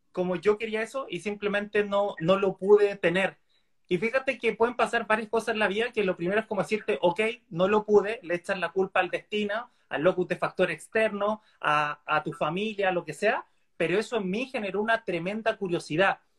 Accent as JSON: {"language": "Spanish", "region": "Valparaíso", "country": "Chile", "said": "yo soy un chico de Valparaíso, eh, soy psicólogo de, de profesión, sexólogo de corazón"}